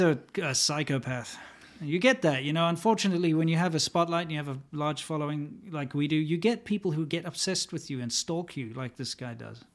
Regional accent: United States; as an American who grew up

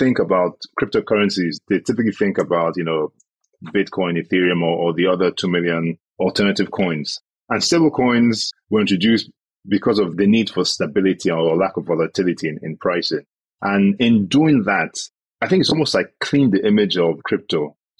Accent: Nigeria; I as a Nigerian want to get exposure to dollar, right? Because I'm scared of my Naira devaluing

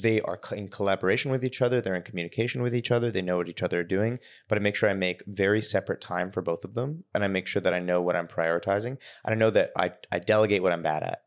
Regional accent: Victoria, British Columbia, Canada; now in Toronto, Canada; I grew up in Victoria

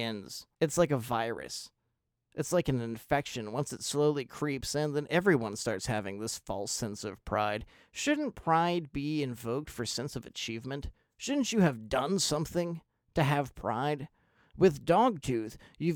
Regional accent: United States; I'm an American

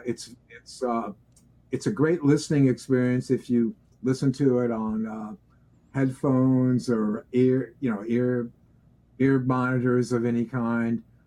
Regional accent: Long Island, New York, United States; That was Basically, New York, right? Yeah, Long Island, New York

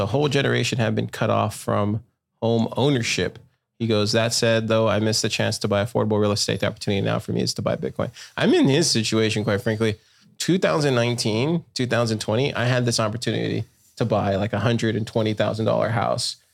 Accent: Corpus Christi, Texas, United States; I'm from Corpus

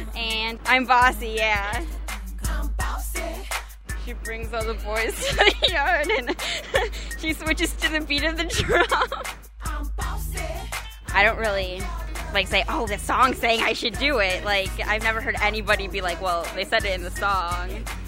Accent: Homewood, Illinois, United States; I'm from Homewood, Illinois, and I'm 16 years old.

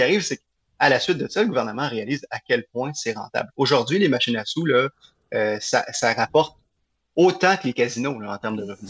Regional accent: Montreal, Quebec, Canada; je viens de Villemard

